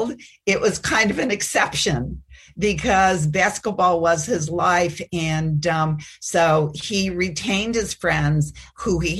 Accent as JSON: {"language": "English", "town": "Chicago", "region": "Illinois", "country": "United States", "tie": "born or raised there", "also_born_or_lived": "Fairfield, Iowa", "moved": "as an adult", "said": "I grew up in Chicago"}